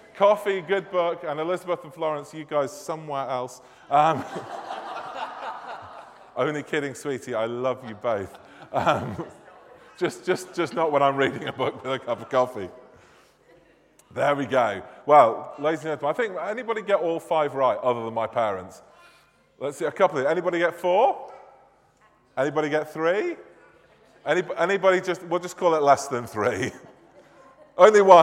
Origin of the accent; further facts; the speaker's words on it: Manchester, North West England, United Kingdom; accent: northern; moved away; I am indeed from God's second city, Manchester